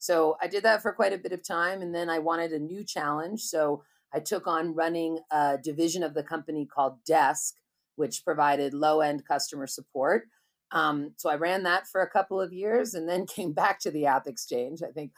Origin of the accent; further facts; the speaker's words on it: Berkeley, California, United States; And so I grew up in Berkeley, California, and went to college and everything.